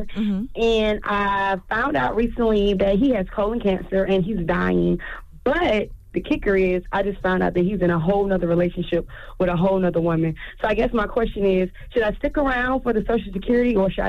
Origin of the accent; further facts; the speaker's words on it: Columbia, South Carolina, United States; Because I'm from Columbia. Charlamagne know how we ratchet down here.